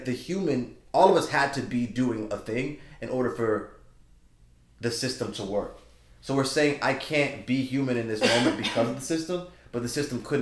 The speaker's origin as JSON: {"language": "English", "region": "Georgia", "country": "United States", "moved": "yes", "said": "I'm from Georgia"}